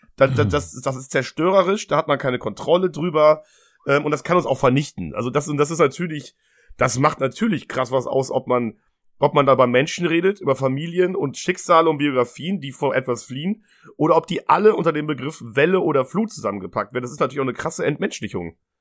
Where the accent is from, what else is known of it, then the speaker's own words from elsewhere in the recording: Germany; wir sind beide in Deutschland aufgewachsen